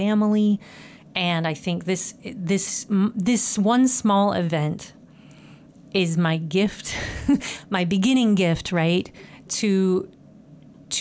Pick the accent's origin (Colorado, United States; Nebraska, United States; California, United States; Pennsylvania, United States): Nebraska, United States; Franklin; moved away as an adult; I'm from Nebraska originally, from a farm as well. I know Jenny's from North Dakota. I'm from South Central Nebraska